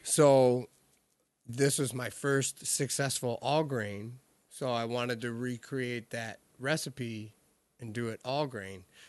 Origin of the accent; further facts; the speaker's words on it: Michigan, United States; growing up in Michigan